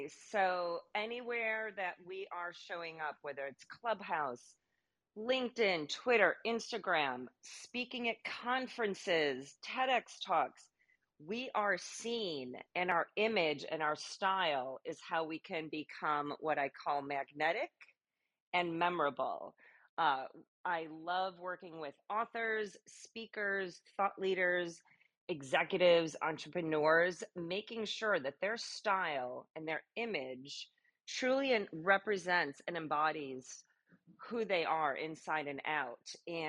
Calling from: New York City, New York, United States; I'm calling in from New York City.

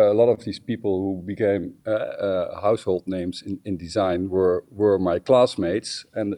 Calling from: Rotterdam, South Holland, Netherlands; I'm joining you from Rotterdam, the Netherlands.

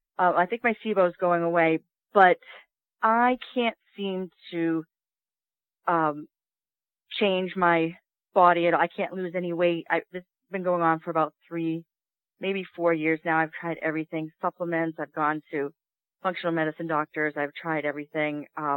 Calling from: Massachusetts, United States; I'm calling from Massachusetts.

